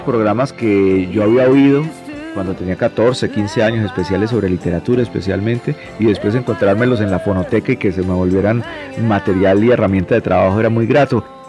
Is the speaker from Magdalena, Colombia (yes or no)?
no; Cali, Valle del Cauca, Colombia; en Cali, en mi ciudad natal